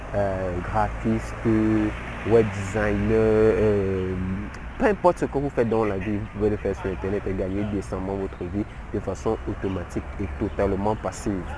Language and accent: French; Cameroon; je suis camerounais